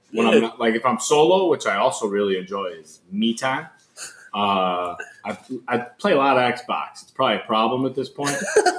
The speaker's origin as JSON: {"language": "English", "town": "Chicago", "region": "Illinois", "country": "United States", "tie": "born or raised there", "said": "I was born there. Growing up, it was just me and my ma north. Then we moved. We were by Taylor Street."}